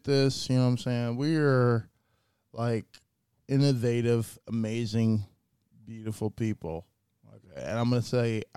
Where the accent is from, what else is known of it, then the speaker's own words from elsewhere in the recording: United States; I was born in America.